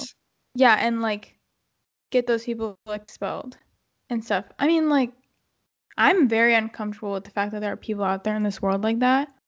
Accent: United States; We're born in America.

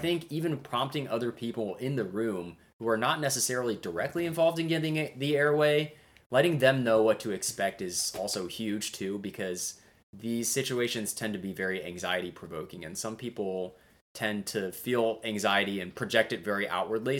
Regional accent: Indiana, United States; moved away; I'm originally born and raised in Indiana

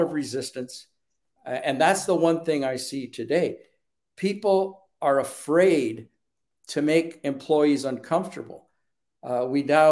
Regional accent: Canada; moved away as an adult; now in Dallas, United States; I'm Canadian. I worked in the Canadian federal government at a point in time.

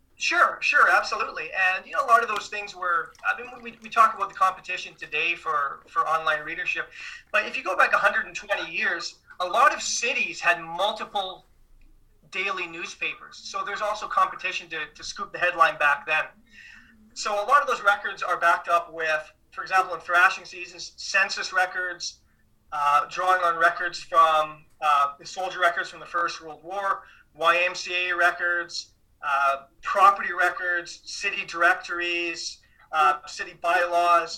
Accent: Saskatchewan, Canada; moved away; also born or lived in Ontario; I grew up in Saskatchewan

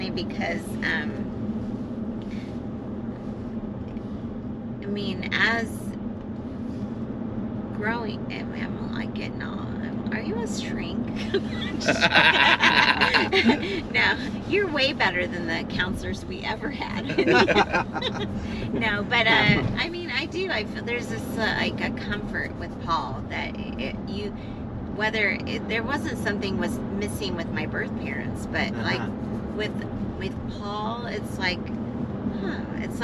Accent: Mountain View, Missouri, United States; also born or lived in Kansas City, Missouri; I grew up in southern Missouri, which is down by Arkansas

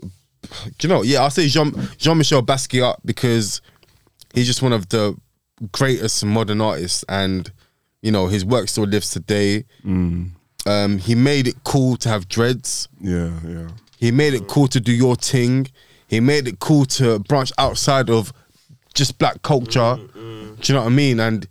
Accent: London, United Kingdom; I grew up in Hackney

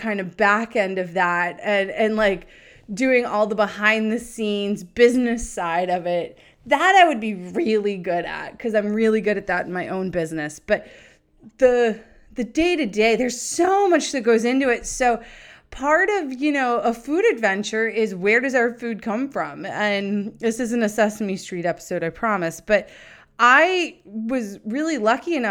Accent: Nashua, New Hampshire, United States; I grew up in Nashua, New Hampshire

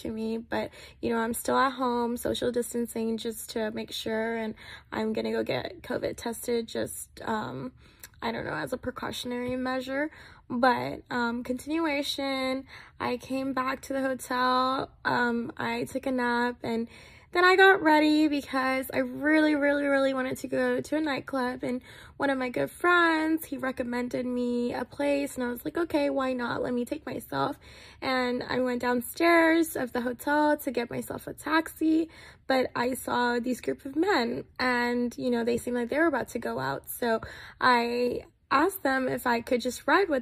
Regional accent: Texas, United States; moved away as an adult; also born or lived in Nepal; now in Sacramento, United States; I was born in Nepal. I migrated from Nepal to America at the age of 9. I was raised in Texas.

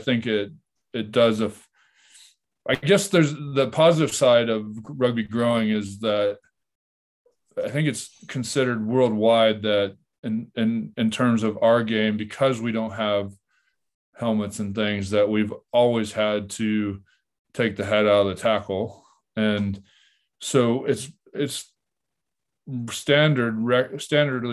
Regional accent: United States; as an American

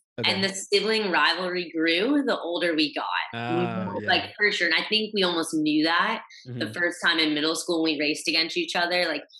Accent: Texas, United States; I've moved around a lot. I grew up in Texas and moved at least 6 times throughout just childhood alone.

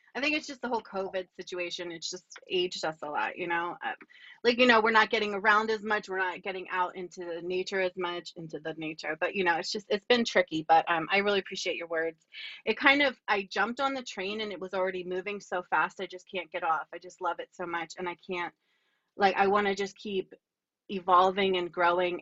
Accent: Lower Bucks County, Pennsylvania, United States; also born or lived in Baltimore / Berks County; I grew up in Lower Bucks County.

